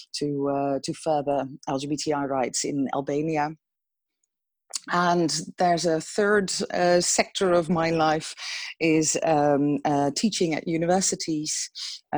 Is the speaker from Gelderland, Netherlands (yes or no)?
no; Emmen, Drenthe, Netherlands; moved away as an adult; also born or lived in Steenwijk / Utrecht / Brussels; now in Amsterdam, Netherlands; I grew up in Drenthe, in Emmen, which people might know because it has a huge zoo.